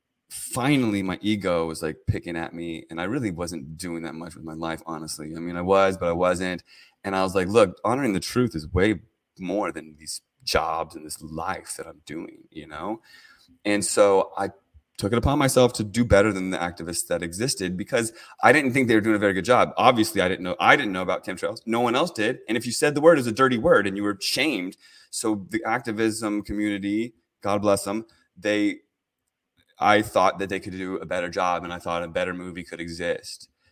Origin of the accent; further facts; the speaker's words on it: Herndon, Virginia, United States; moved away as an adult; also born or lived in California; now in Oregon, United States; I grew up in Northern Virginia. I went to Herndon High School, went to Virginia Tech